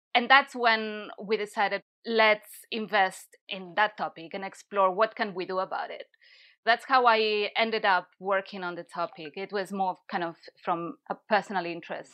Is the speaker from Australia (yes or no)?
no; Barcelona, Catalonia, Spain; moved away as an adult; also born or lived in London / Italy; now in Brighton, United Kingdom; I'm from Barcelona, and I've been in the U K for seven or eight years.